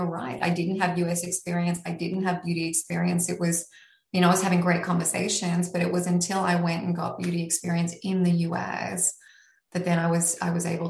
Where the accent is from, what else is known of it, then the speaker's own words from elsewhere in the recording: Australia; moved away as an adult; now in New York, United States; I am originally Australian. I am still Australian.